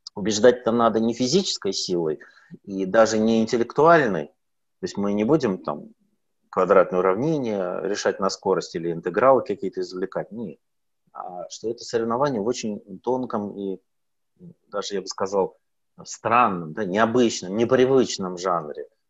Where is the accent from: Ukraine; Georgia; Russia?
Russia; Sakhalin Oblast; now in Moscow, Russia; на Сахалине это очень популярно у меня на родине